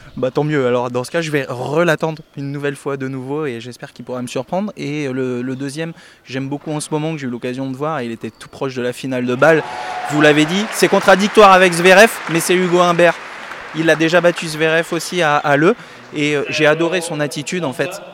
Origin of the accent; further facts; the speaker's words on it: France; Nous personnellement en tant que Français